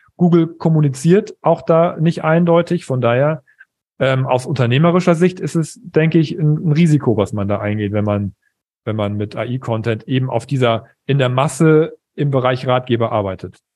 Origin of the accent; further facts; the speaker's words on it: East Frisia, Lower Saxony, Germany; ich bin Ostfriese